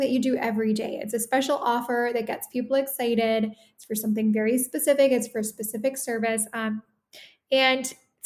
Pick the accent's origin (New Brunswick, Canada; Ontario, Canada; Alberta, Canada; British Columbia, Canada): Ontario, Canada; Toronto; moved away as an adult; now in Italy; So I am Canadian. I'm originally from the Toronto area. I currently live in Italy